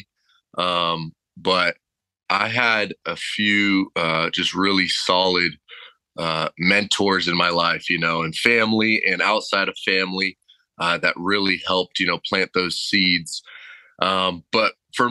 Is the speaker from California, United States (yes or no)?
yes; Temecula, California, United States; coming from Southern California, born and raised, growing up in Temecula